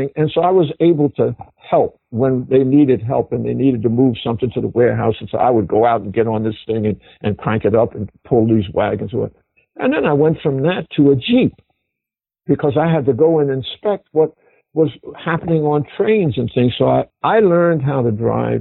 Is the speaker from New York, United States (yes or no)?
yes; New York City, New York, United States; But I'm a city guy. I was born in New York City, right in the heart of Harlem